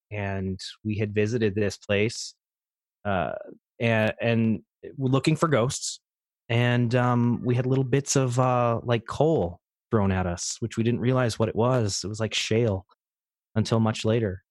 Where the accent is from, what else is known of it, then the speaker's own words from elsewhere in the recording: Troy, Pennsylvania, United States; I grew up in northeastern Pennsylvania, little town named Troy